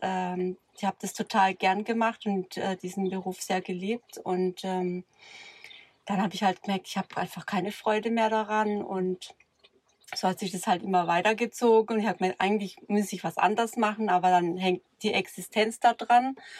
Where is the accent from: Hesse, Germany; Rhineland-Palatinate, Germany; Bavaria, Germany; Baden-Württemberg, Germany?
Baden-Württemberg, Germany; near Karlsruhe; aus, äh, in der Nähe von Karlsruhe